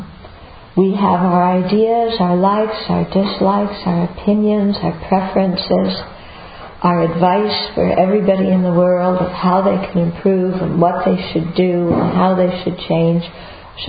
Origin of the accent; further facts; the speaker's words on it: United States; I'm American